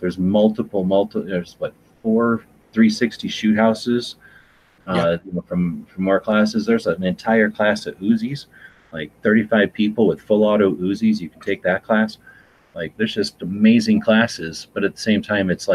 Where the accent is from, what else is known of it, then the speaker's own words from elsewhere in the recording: Tucson, Arizona, United States; we're from Tucson